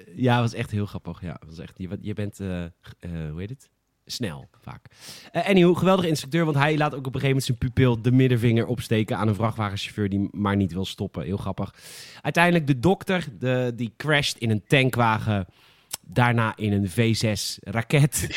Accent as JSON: {"language": "Dutch", "town": "Boskoop", "region": "South Holland", "country": "Netherlands", "tie": "born or raised there", "said": "ik kom natuurlijk uit Boskoop."}